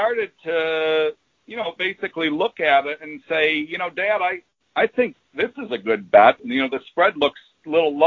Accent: Williamsville, New York, United States; I grew up in a suburb of Buffalo called Williamsville

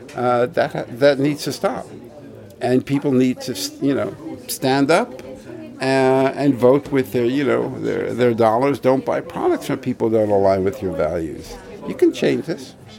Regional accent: New York City, New York, United States; I come from Brooklyn

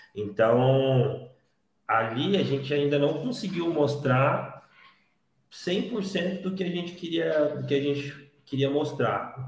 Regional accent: Paulínia, São Paulo, Brazil; eu sou aqui de, de Paulínia, Campinas

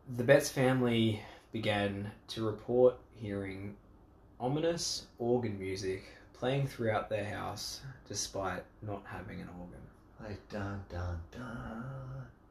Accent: Australia

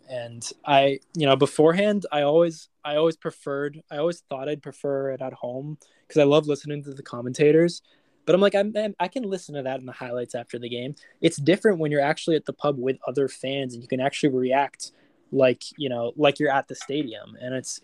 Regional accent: United States; I'm American

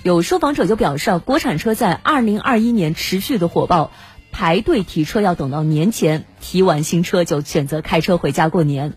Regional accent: Hubei, China; 咱们湖北人会选择带辣鱼、辣肉，还有腌菜等等

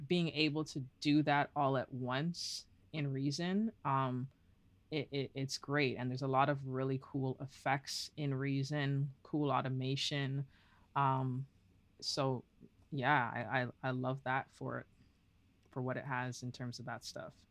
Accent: Toronto, Ontario, Canada; also born or lived in Guelph; I am born and raised in Toronto.

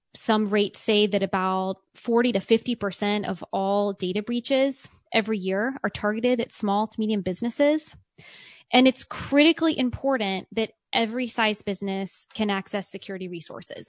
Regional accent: Richmond, Virginia, United States; moved away as an adult; also born or lived in California; I grew up in Richmond, Virginia

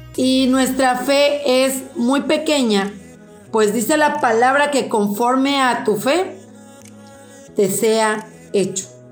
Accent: Mexico; en nuestro querido país, México

